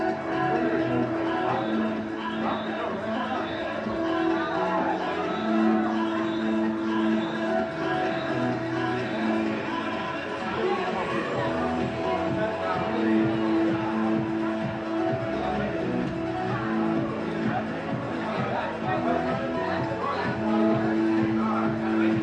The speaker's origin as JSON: {"language": "English", "region": "Indiana", "country": "United States", "also_born_or_lived": "New Orleans", "moved": "yes", "lives_now": "Chicago, United States", "said": "I was from Illinois. I mean, Indiana."}